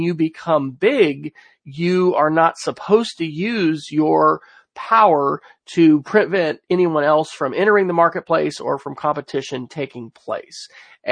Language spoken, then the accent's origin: English; Oklahoma, United States; in my home state of Oklahoma, where, you know, we're kind of the rabid conservative state here